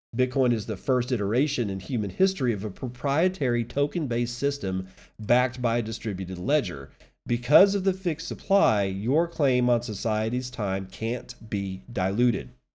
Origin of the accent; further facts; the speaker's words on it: Midland, United States; my hometown of Midland